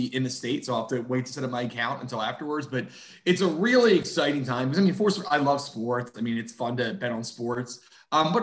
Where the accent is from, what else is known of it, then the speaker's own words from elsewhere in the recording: Pennsylvania, United States; moved away; I'm from Pennsylvania